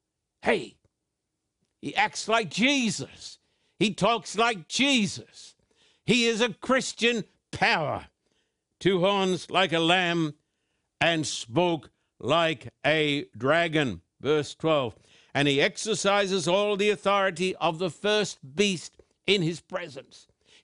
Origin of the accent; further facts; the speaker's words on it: Australia; In fact, when I was just a boy growing up in Australia, this was taught in virtually all of the churches.